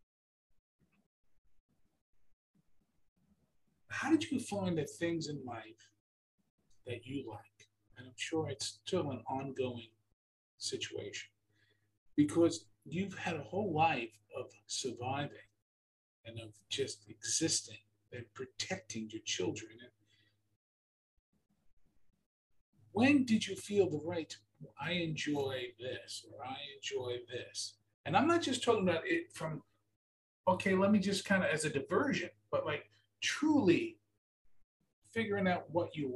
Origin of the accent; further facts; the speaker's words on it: New York City, New York, United States; When I was growing up in Brooklyn